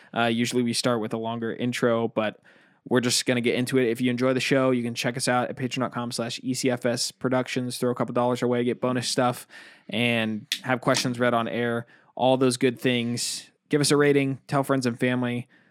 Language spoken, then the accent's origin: English; United States; I'm extremely American.